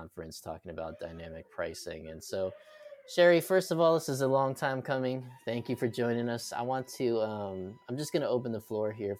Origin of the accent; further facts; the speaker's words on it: New York, United States; I grew up in New York